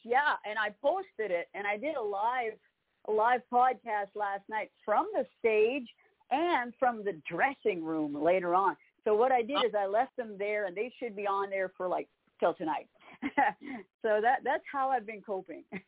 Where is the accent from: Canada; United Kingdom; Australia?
Canada; Campbellton, New Brunswick; moved away as an adult; now in Nashville, United States; in Campbellton, New Brunswick, in Canada